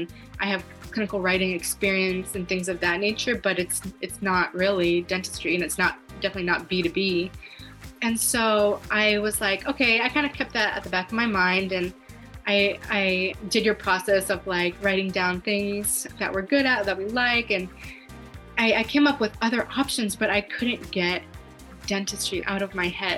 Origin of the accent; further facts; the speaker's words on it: Los Angeles, California, United States; I'm from Los Angeles